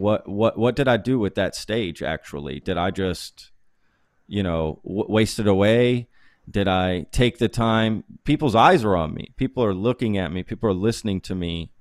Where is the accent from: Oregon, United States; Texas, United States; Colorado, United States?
Texas, United States; growing up in Texas is maybe what made me who I am today